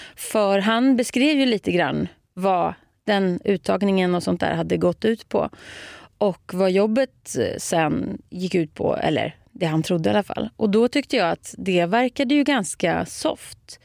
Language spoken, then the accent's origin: Swedish; Nykvarn, Stockholm County, Sweden; first language Swedish; moved away as an adult; also born or lived in Södertälje / Paris / Tyresö; Nynkan, där är jag born and raised